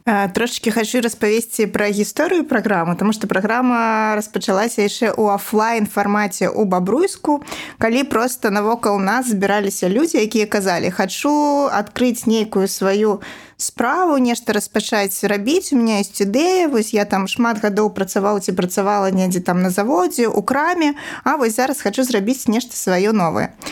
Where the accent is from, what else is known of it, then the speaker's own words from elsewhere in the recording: Babruysk, Mogilev Region, Belarus; moved away as an adult; also born or lived in Minsk; now in Babruysk, Belarus; Бабруйск это мой родны горад